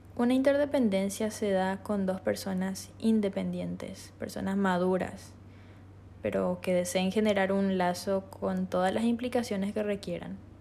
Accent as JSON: {"language": "Spanish", "region": "Asunción", "country": "Paraguay", "moved": "as an adult", "lives_now": "Encarnación, Paraguay", "said": "soy de Asunción. Recientemente me mudé"}